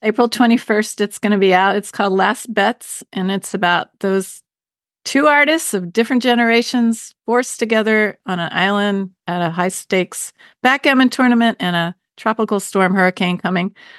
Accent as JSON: {"language": "English", "town": "Baltimore", "region": "Maryland", "country": "United States", "tie": "born or raised there", "moved": "yes", "lives_now": "New Hampshire, United States", "said": "I grew up in Baltimore, which is known for its seafood and crabs especially"}